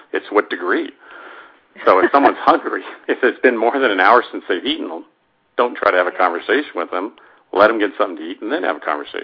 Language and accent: English; Denver, Colorado, United States; My background is I grew up in Denver, Colorado